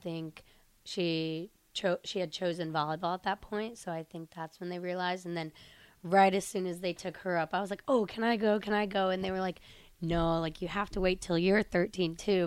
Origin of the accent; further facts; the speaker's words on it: Sterling, Illinois, United States; moved away as an adult; now in Nebraska, United States; I'm from Sterling, Illinois, so it's mm-hmm. kind of a smaller town in Illinois